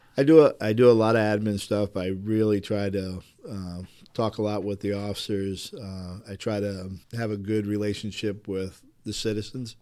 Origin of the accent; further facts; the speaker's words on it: Manassas, Virginia, United States; moved away as an adult; also born or lived in New Jersey / Fort Myers, Florida; now in Milford, United States; I'm originally from New Jersey, and then I moved to Virginia, and then literally I went to Fort Myers, Florida, just for the job